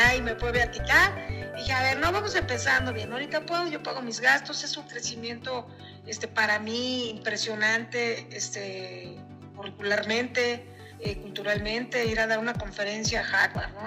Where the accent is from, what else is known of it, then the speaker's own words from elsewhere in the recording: Zacatecas, Mexico; now in Mexico City, Mexico; yo soy una zacatecana que trabaja aquí en México de esta federación.